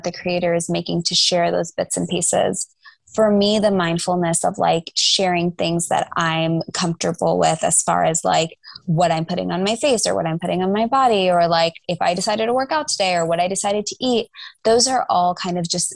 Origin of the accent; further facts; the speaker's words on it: Atlanta, Georgia, United States; I grew up in the suburbs. So like I was in a northeast suburb of Atlanta